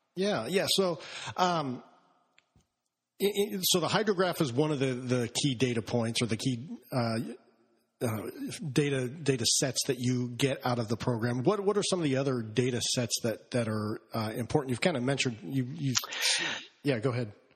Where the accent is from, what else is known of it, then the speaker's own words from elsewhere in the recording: Olympia, Washington, United States; moved away; I grew up in Olympia, Washington